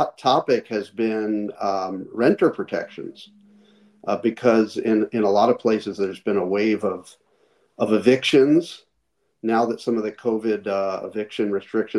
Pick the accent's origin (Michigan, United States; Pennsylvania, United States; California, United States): Pennsylvania, United States; Philadelphia; now in Glendale, United States; I grew up in Philadelphia